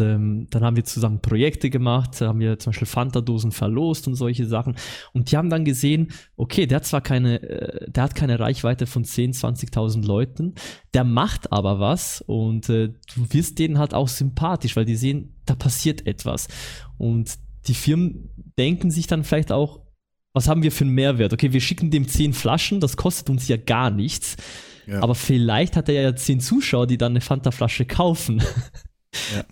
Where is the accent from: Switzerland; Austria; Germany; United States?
Switzerland; accent: Swiss German; ich komme aus der Schweiz